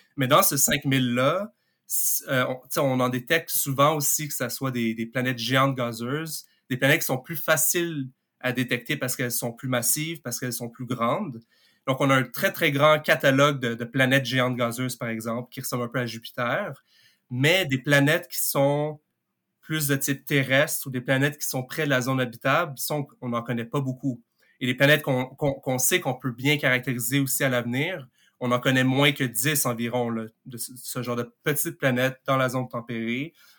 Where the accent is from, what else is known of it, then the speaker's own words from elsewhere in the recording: Montreal, Quebec, Canada; Je viens de Montréal